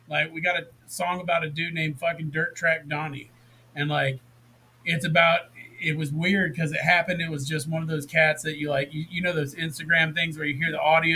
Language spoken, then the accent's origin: English; the South, United States; growing up in the South, like, we didn't grow up together, but we both had a very similar upbringing.